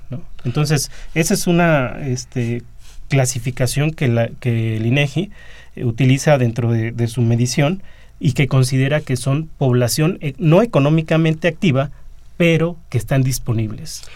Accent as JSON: {"language": "Spanish", "country": "Mexico"}